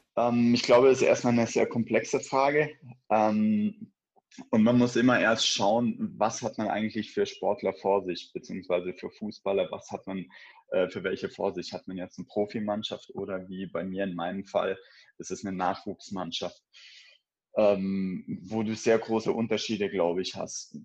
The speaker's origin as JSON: {"language": "German", "region": "Baden-Württemberg", "country": "Germany", "tie": "born or raised there", "also_born_or_lived": "Cologne", "moved": "as an adult", "lives_now": "Wolfsburg, Germany", "said": "Ich bin in Baden-Württemberg aufgewachsen, bin nach der Schule dann nach Köln gezogen"}